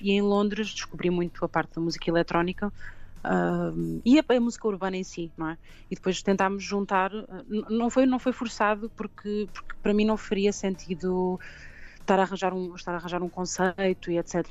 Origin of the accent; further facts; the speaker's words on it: Pombal, Centro, Portugal; also born or lived in London; comecei muito cedo em Pombal, uh, de onde eu sou